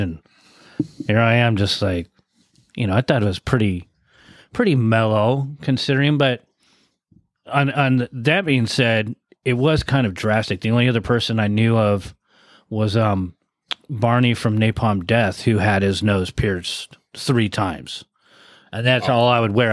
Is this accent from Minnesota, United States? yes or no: no; San Diego, California, United States; also born or lived in Point Loma, San Diego / Santee, California; I was from Mira Mesa. Yeah. So I uh, started in, in Point Loma, but that's most of my time in Mira Mesa